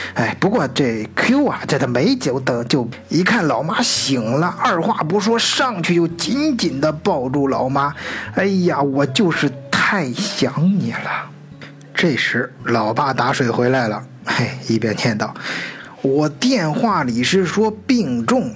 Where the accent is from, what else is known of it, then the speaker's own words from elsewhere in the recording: China; now in Germany; 我们中国人自己的圈子里面